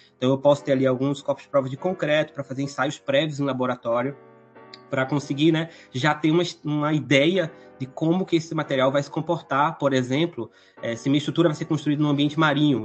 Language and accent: Portuguese; Recife, Pernambuco, Brazil; moved away as an adult; now in Curitiba, Brazil; vocês podem estar tá reparando aí pelo meu sotaque que não sou aqui, né, da cidade de Curitiba. Sou proveniente então da cidade de Recife, no estado de Pernambuco